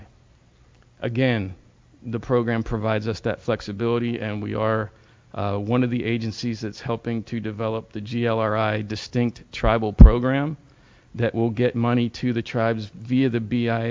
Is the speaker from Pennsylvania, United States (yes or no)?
yes; Philadelphia, Pennsylvania, United States; moved away; I'm originally from Philadelphia, and I work for GLIFWIC.